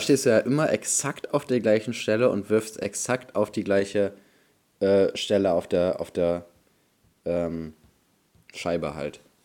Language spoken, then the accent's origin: German; Bremen, Germany; bei uns in Bremen